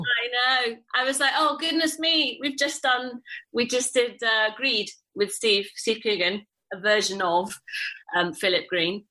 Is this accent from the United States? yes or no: no; Italy; moved away; also born or lived in England; I was born in Italy and I grew up there